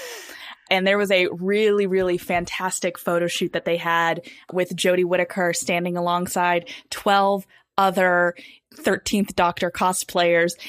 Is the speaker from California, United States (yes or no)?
yes; California, United States; my home state of California